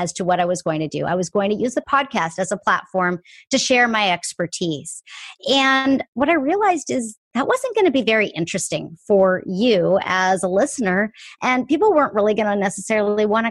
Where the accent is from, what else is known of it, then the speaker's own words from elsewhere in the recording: Canada; moved away as an adult; now in Seattle, United States; I am born and raised in Canada, but now live in Seattle. I have been here almost half my life